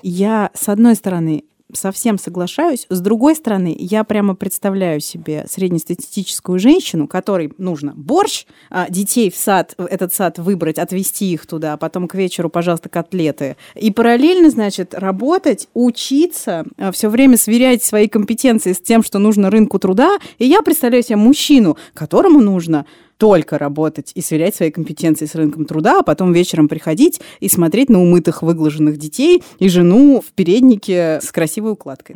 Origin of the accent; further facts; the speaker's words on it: Moscow, Russia; я москвичка